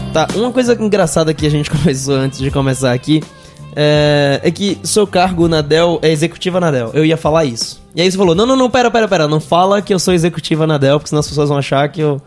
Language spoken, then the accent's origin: Portuguese; Northeast Region, Brazil; accent: nordestino; eu sou nordestino, dá pra perceber no sotaque